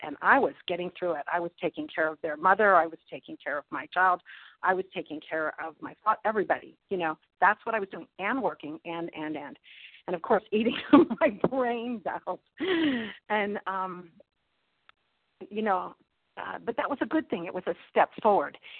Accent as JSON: {"language": "English", "town": "Pittsburgh", "region": "Pennsylvania", "country": "United States", "said": "I'm from Pittsburgh, Pennsylvania."}